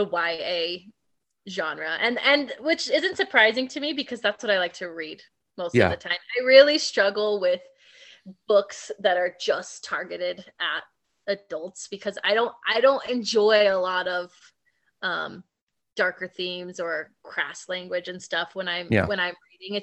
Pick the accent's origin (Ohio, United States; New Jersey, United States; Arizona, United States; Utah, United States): Utah, United States; I'm from Utah